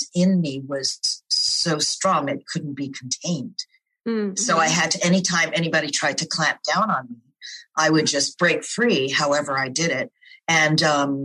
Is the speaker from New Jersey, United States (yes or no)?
no; New York City, New York, United States; I was born in New York City, Lower East Side